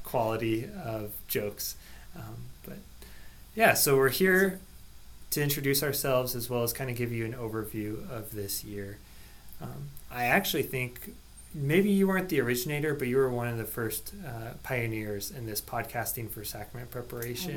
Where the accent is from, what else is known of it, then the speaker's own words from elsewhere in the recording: Seward, Nebraska, United States; now in Lincoln, United States; I grew up in Seward